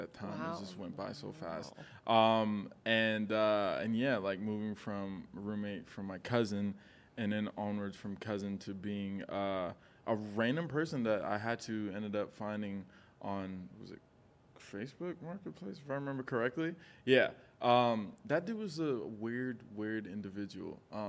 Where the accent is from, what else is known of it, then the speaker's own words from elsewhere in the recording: New York City, New York, United States; also born or lived in Bronx, New York; now in Los Angeles, United States; I'm born and raised in New York, Queens to be specific. Born in the Bronx, raised in Queens.